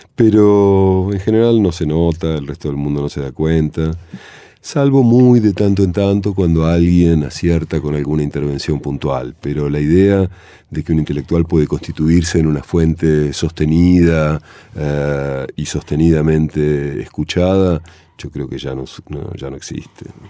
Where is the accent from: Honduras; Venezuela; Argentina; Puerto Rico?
Argentina; moved away as an adult; cuando yo me fui de Argentina, que tenía 18 años